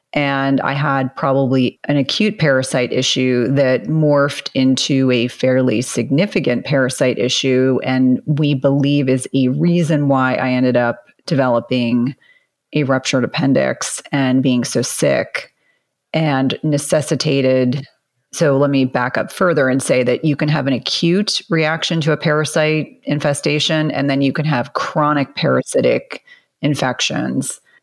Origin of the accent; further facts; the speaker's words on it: New Jersey, United States; I grew up in New Jersey, and so my mom really prioritized taking me to Broadway